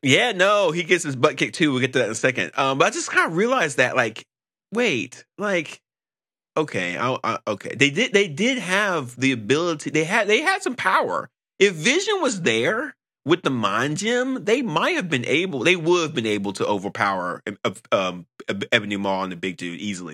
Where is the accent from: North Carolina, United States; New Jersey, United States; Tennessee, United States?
North Carolina, United States; I'm from North Carolina